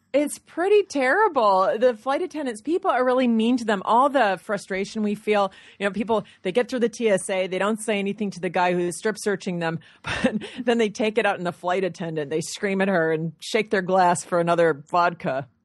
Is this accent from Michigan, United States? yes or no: yes; Michigan, United States; moved away; I'm from Michigan